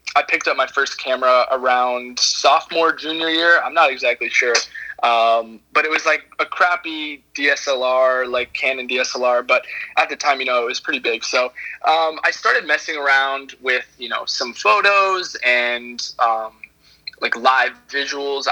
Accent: Charlottesville, Virginia, United States; moved away as an adult; now in Savannah, United States; Charlottesville, Virginia. I'm born and raised there, so I've been in Virginia pretty much my whole life.

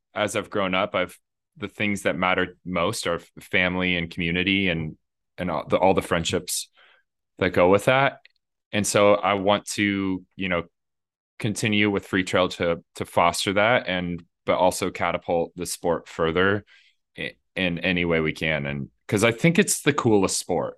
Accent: Indiana, United States; I grew up in Indiana

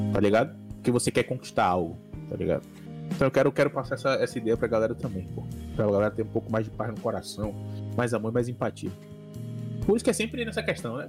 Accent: Salvador, Bahia, Brazil; Eu sou da Bahia, pra quem não sabe, eu sou de Salvador, Bahia, Brasil

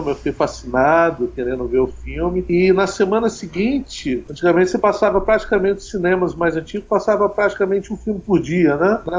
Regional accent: Brazil; o lugar onde eu nasci

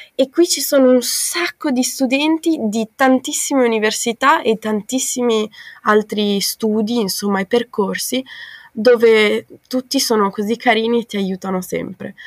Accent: Bolzano, Trentino-Alto Adige, Italy; moved away as an adult; also born or lived in Australia; now in Netherlands; sono di Bolzano in Trentino Alto Adige, ho 21 anni

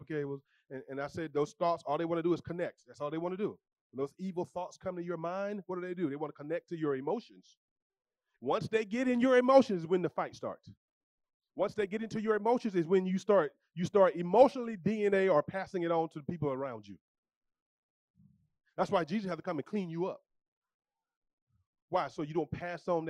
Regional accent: the South, United States; I'm from the South

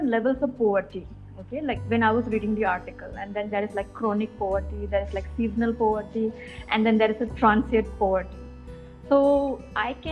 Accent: Roing, Arunachal Pradesh, India; moved away as an adult; now in Hyderabad, India; I come from the headquarters, which is called Roing.

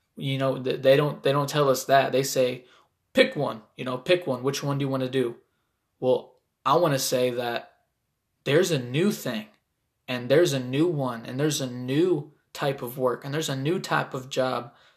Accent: Toledo, Ohio, United States; I'm an artist from Toledo, Ohio

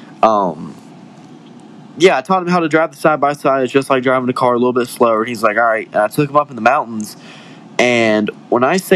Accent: West Virginia, United States; I'm from West Virginia, so we kind of were raised in the mountains.

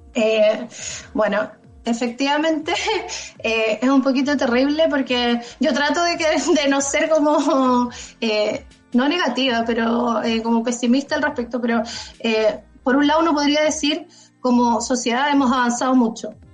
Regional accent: Chile; moved away; mi experiencia en Chile

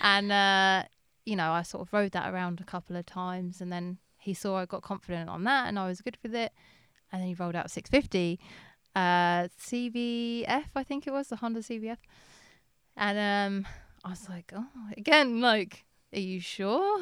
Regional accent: England, United Kingdom; being English

